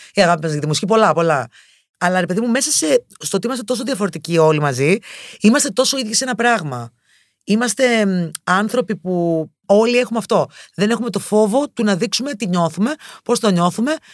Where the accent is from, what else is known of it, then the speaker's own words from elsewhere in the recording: Thessaloniki, Central Macedonia, Greece; moved away as an adult; now in Athens, Greece; γεννήθηκα και μεγάλο στη Θεσσαλονίκη. Σπούδασα στη Θεσσαλονίκη